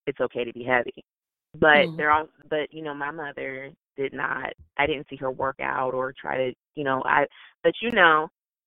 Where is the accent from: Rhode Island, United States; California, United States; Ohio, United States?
Ohio, United States; Canton; also born or lived in Alabama / North Carolina; I grew up in Canton, which is where the Football Hall of Fame is